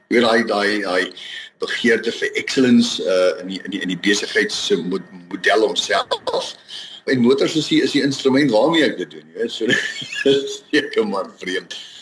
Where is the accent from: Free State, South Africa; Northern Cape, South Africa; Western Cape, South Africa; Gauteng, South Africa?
Gauteng, South Africa; Vereeniging; moved away as an adult; now in Rustenburg, South Africa; gebore en getoe gewees in Vereniging